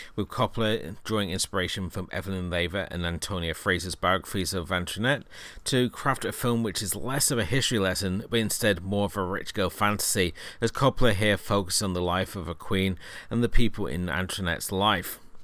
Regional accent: United Kingdom; being a Brit

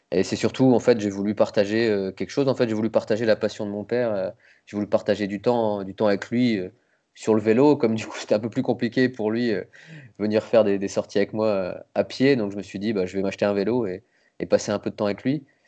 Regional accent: Nancy, Grand Est, France; also born or lived in Metz; je suis né à Nancy, mais j'habitais la banlieue à côté, j'habitais à Froire

